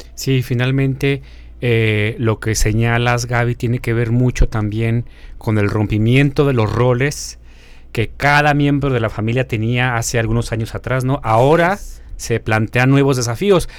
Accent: Mexico; tenemos como sociedad mexicana

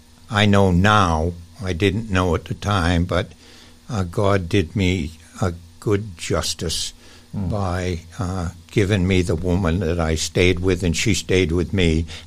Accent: central western Maine, United States; moved away as an adult; now in Massachusetts, United States; I come from kind of like the central western part of the state of Maine.

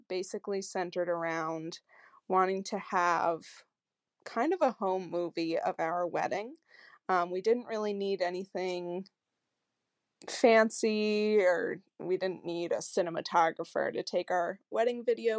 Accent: Connecticut, United States; I'm from Connecticut in the US

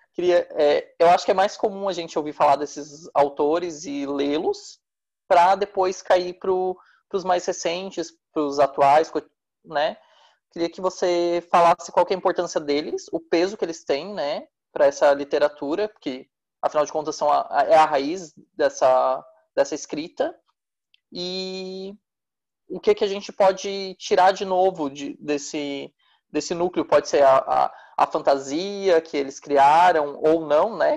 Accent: Brazil; me entender melhor como brasileiro

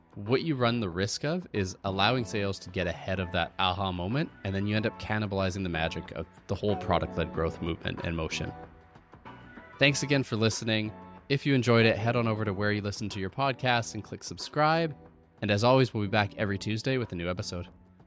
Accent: Canada; I'm Canadian

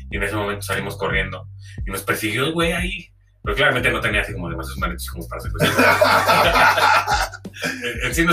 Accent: Veracruz, Mexico; yo llegué de Veracruz y yo ya escuchaba reggaetón desde morro

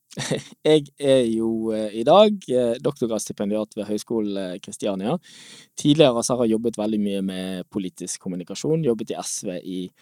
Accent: Norway; vi som nordmenn

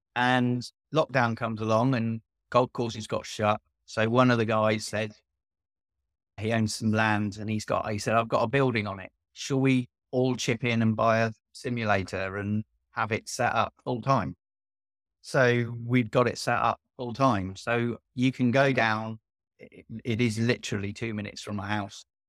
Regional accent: Northamptonshire, East Midlands, United Kingdom; I'm from Northamptonshire

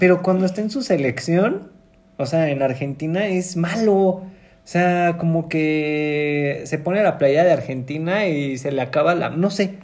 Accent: Mexico City, Mexico; somos de la Ciudad de México

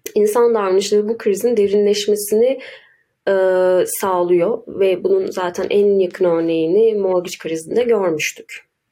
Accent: Ankara, Turkey; Ankaralıyım. Ankara'da doğdum daha doğrusu.

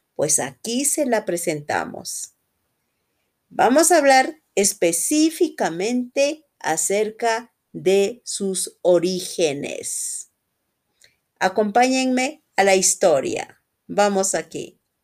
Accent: Quito, Pichincha, Ecuador; soy de Quito, Ecuador

